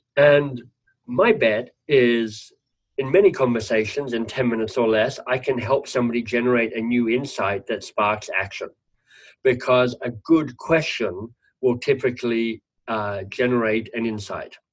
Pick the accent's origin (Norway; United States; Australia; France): Australia; moved away; nieces and nephews actually in Australia as an Australian